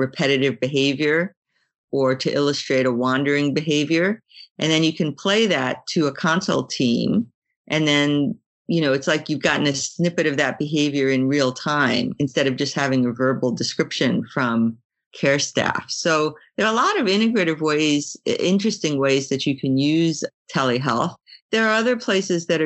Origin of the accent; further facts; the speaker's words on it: Brisbane, Queensland, Australia; my hometown, which is Brisbane